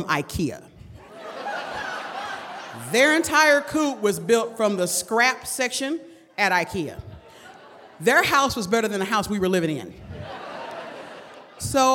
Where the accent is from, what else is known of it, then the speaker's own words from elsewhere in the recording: Detroit, Michigan, United States; I was raised in Detroit in the 70s and the 80s when it mattered